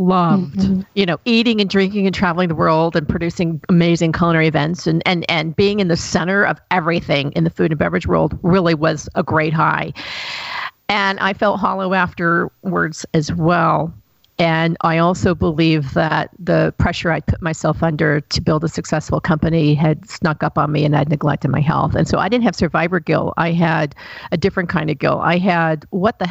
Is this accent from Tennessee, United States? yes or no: yes; Chattanooga, Tennessee, United States; moved away; I grew up in Chattanooga, Tennessee, and it's a great place now to live. But when I was there, it was a dump.